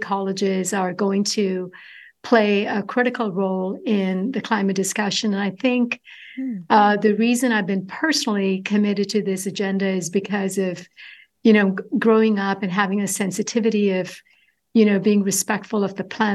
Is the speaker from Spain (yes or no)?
no; Kollam, Kerala, India; moved away as an adult; now in California, United States; I grew up in the southern tip of India, coastal community, little town of Kwilon